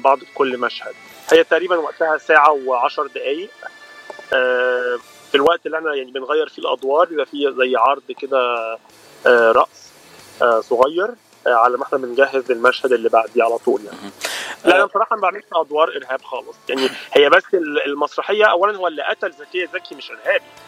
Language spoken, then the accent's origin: Arabic; Egypt; accent: Egyptian; moved away as an adult; انا من مصر وبقالي انا جيت هنا نوفمبر 2012